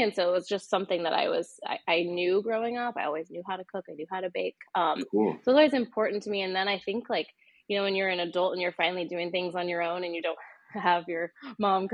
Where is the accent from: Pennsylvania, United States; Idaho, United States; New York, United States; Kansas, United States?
Idaho, United States; northern; moved away as an adult; now in Portland, United States; I grew up in a small town in northern Idaho, kind of on the border of Idaho and Washington